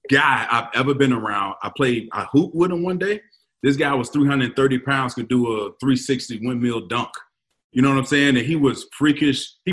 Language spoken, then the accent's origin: English; Cleveland, Ohio, United States; Me being me, I don't know any better. I'm from Cleveland. I didn't get days.